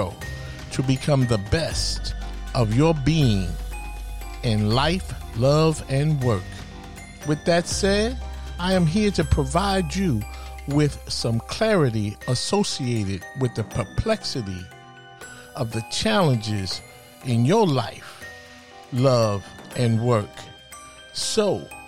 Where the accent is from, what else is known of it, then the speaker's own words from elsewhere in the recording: New York City, New York, United States; We're both from Harlem, USA